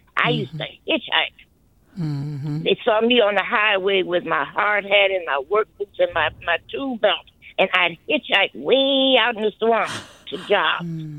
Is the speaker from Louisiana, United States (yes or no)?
yes; New Orleans, Louisiana, United States; moved away as an adult; I came from New Orleans. At Katrina, during the Katrina, I came here.